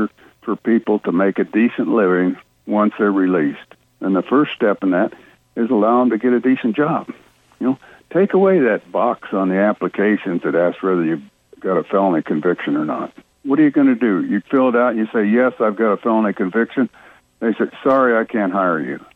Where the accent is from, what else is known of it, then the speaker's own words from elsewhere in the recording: Iowa, United States; now in Florida, United States; I'm from Iowa